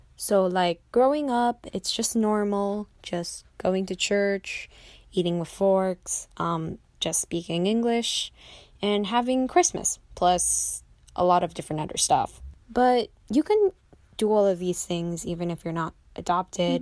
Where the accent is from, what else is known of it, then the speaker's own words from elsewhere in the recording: United States; also born or lived in Jiangxi, China; I was adopted by a American mom. She's single, and she brought me back here for a new life